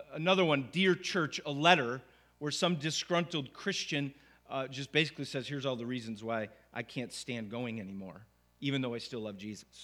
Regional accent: Syracuse, New York, United States; also born or lived in Wolcott, New York; come back to Syracuse to plant a church here in my hometown.

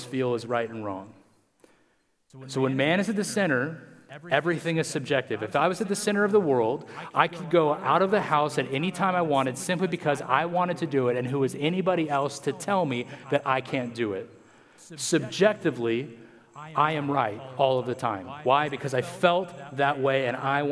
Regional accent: United States; we as Americans

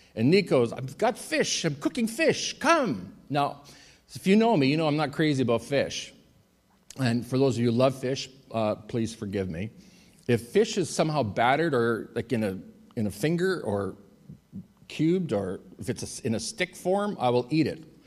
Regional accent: Winnipeg, Manitoba, Canada; also born or lived in Athens, Greece / Thessaloniki, Greece; I was in Athens for a year and then I went home to Winnipeg

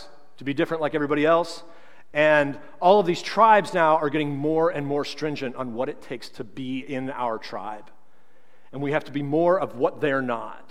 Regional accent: St. Charles, United States; I'm from St. Charles

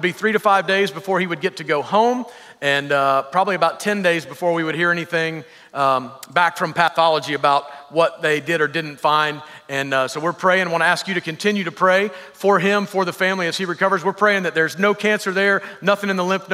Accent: the South, United States; I'm from the South

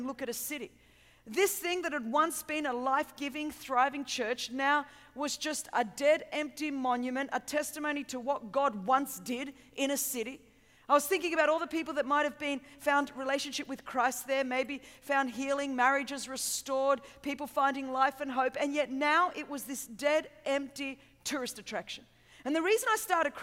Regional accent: Sydney, New South Wales, Australia; I hope you understand my accent, and I'm from a little bit further south than here, if you kind of just fly really south for a long time. I'm from Sydney, Australia

